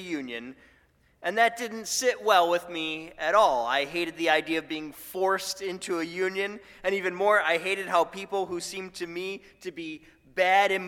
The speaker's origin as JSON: {"language": "English", "town": "Buffalo", "region": "New York", "country": "United States", "tie": "born or raised there", "said": "My hometown of Buffalo"}